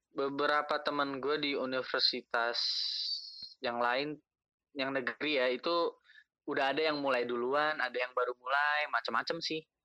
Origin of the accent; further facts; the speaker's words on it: Bekasi, West Java, Indonesia; gue dari Bekasi